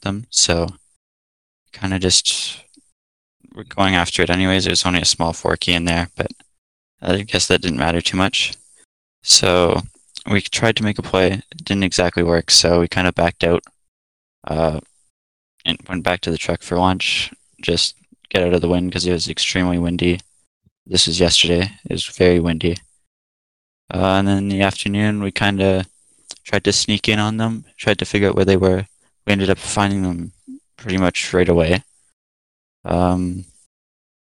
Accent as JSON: {"language": "English", "region": "Alberta", "country": "Canada", "said": "I'm originally from Alberta, I guess still currently in Alberta"}